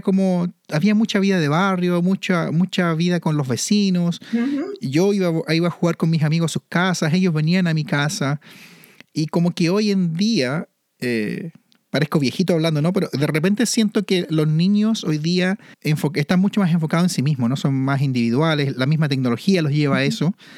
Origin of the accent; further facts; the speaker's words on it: Santiago, Santiago Metropolitan Region, Chile; moved away; also born or lived in Manitoba, Canada; Yo viví en Santiago y nací y fui criado y siempre tuve la montaña al frente mío